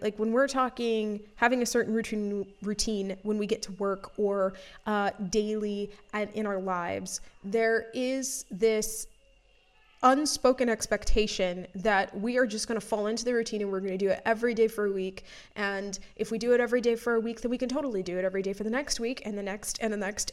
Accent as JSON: {"language": "English", "region": "Florida", "country": "United States", "tie": "born or raised there", "said": "I grew up in Florida"}